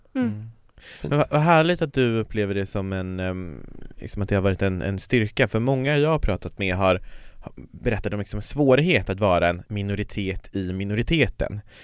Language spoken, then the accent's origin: Swedish; Kiruna, Norrbotten County, Sweden; jag kommer ju från Kiruna och i Kiruna så fanns det ju inga sådana